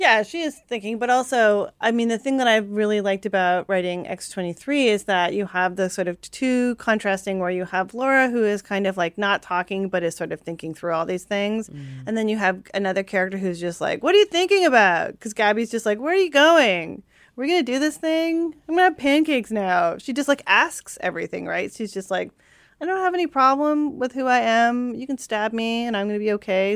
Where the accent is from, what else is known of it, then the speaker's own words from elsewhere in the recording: Canada; I'm Japanese Canadian